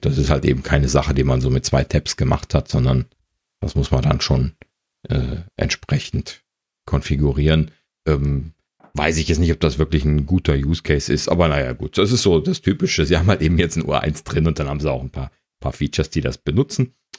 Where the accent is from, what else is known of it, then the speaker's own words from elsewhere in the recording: Germany; als Deutscher